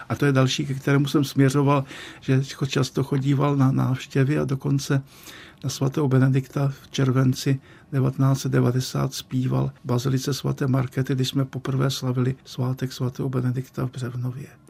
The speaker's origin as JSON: {"language": "Czech", "town": "Český Těšín", "region": "Moravian-Silesian Region", "country": "Czechia", "tie": "born or raised there", "moved": "as an adult", "lives_now": "Prague, Czech Republic", "said": "když jsem se vracel z Litoměříc do svého rodného českého Těšína"}